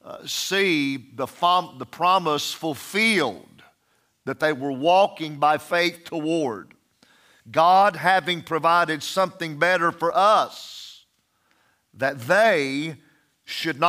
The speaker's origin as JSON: {"language": "English", "country": "United States", "said": "I still am proud to be American."}